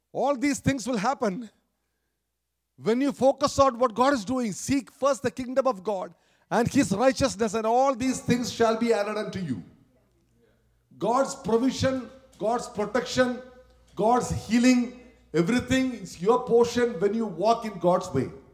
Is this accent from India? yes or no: yes; Kerala, India; moved away; in India, especially where I came, where I grew up in Kerala down south